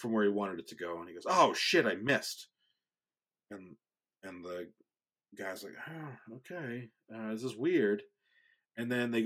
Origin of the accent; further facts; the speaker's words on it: Marlborough, Massachusetts, United States; also born or lived in Framingham, Massachusetts; I grew up in Marlboro, but I went to high school in Framingham